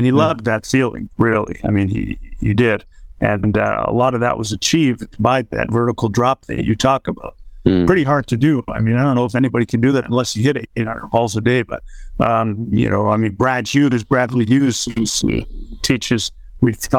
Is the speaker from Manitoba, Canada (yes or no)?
no; Toronto, Ontario, Canada; the club I grew up at in Toronto